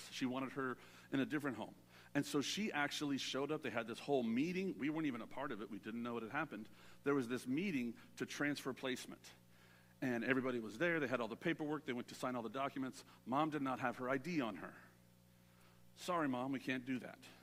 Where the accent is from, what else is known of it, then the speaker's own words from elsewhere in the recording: Southern California, United States; I'm a city boy. I grew up in Southern California.